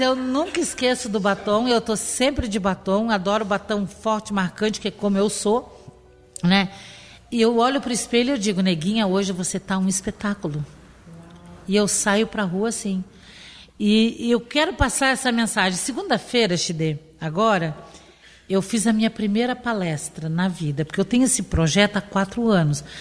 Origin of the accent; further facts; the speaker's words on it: Rio Grande do Sul, Brazil; now in Florianópolis, Brazil; Como boa gaúcha